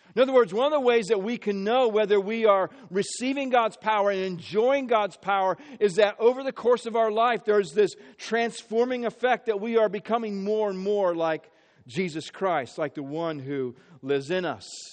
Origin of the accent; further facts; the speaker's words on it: Marion, Indiana, United States; also born or lived in Peoria, Illinois / Philadelphia area; now in Philadelphia, United States; we moved to, to Central Indiana, grew up in Marion, Indiana